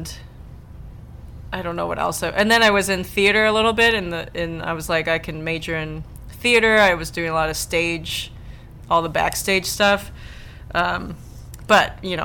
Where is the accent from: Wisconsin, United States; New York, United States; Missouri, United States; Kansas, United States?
Wisconsin, United States; Madison; I'm from Madison, Wisconsin.